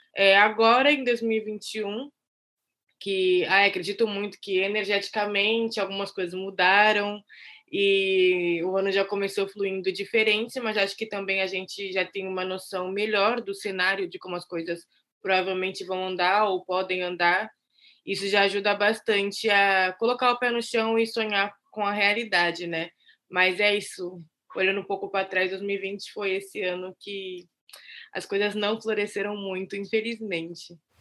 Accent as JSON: {"language": "Portuguese", "town": "Santos", "region": "São Paulo", "country": "Brazil", "tie": "born or raised there", "said": "sou nascida e criada em Santos"}